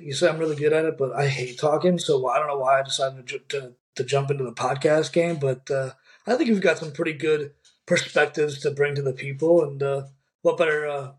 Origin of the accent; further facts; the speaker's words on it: St. Louis, Missouri, United States; also born or lived in Kansas City; I'm from St. Louis, Missouri, born and raised, and I left for 2 years, went to Kansas City, explored around.